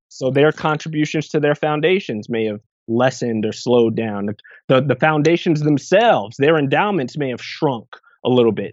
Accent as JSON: {"language": "English", "town": "Irvington", "region": "New Jersey", "country": "United States", "tie": "born or raised there", "also_born_or_lived": "England / Piscataway, New Jersey", "said": "I spent probably the, the growing up years in Irvington, New Jersey, which is right outside of Newark."}